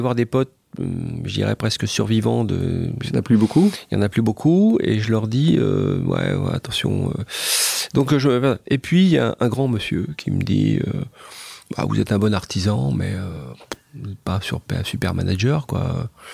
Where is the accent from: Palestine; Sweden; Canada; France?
France; also born or lived in Japan; je sais que je suis un Français